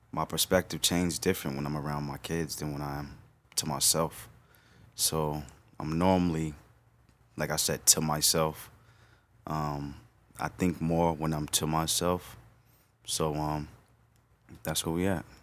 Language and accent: English; New York City, New York, United States; also born or lived in White Plains, New York; I was born in White Plains, New York. Okay. And um, I moved to the Bronx when I was probably in sixth grade, and um, I've stayed there ever since.